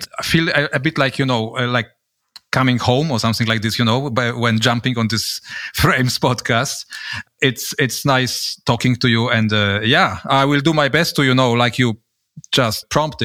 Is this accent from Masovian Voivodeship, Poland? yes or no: no; Gdańsk, Pomeranian Voivodeship, Poland; moved away as an adult; now in Switzerland; I was born in Poland, in Gdańsk, north of Poland, the city just, you know, at the shores of the Baltic Sea, in 1975.